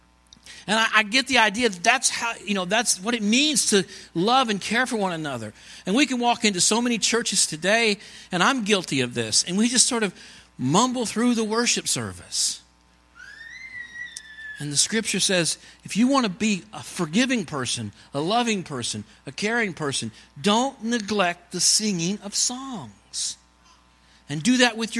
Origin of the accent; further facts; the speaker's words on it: Kansas, United States; moved away as an adult; also born or lived in Montreal; We're from Kansas